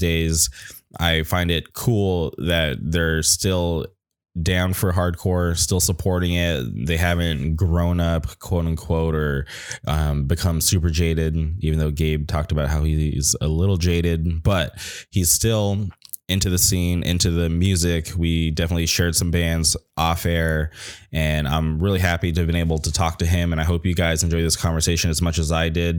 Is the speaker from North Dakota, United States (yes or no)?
no; Southern California, United States; growing up in Southern California, especially Southern California hardcore